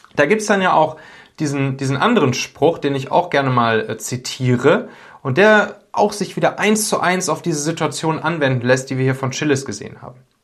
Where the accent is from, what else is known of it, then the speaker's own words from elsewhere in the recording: Rhineland, Germany; Ich komme ja aus dem Rheinland, also ein bisschen nördlicher als, äh, der Region, wo es da am schlimmsten war.